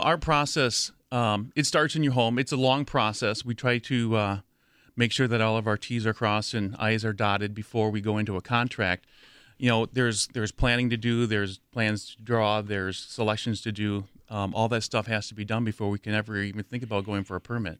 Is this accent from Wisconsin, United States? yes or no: yes; near Madison, Wisconsin, United States; I grew up near Madison